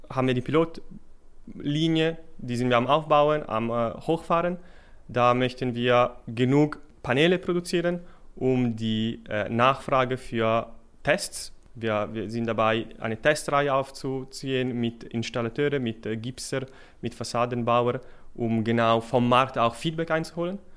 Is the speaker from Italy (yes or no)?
yes; Milan, Lombardy, Italy; German is a second language; moved away as an adult; now in Switzerland; Ich bin, äh, wie man vom Namen vielleicht ahnen kann, stamme ich aus Italien, aus Mailand. Da bin ich für das Materialwissenschaftsstudium an die ETH gekommen.